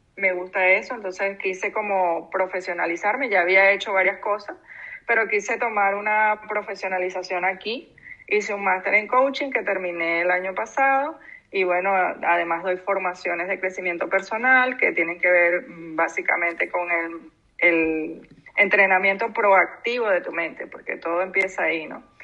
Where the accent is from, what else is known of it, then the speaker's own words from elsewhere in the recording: Venezuela; moved away as an adult; now in Canary Islands, Spain; Yo tengo poco tiempo aquí en Canarias eh, yo soy venezolana